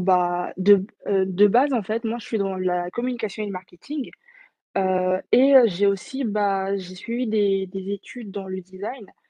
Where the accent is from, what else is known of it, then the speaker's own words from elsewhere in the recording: French Guiana; je suis née, j'ai grandi en Guyane